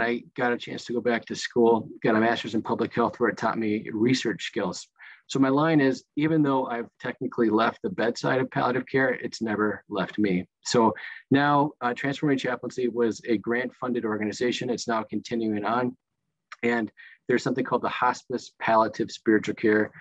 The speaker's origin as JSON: {"language": "English", "region": "Minnesota", "country": "United States", "also_born_or_lived": "Chicago / Milwaukee", "moved": "as an adult", "said": "I'm originally from Minnesota."}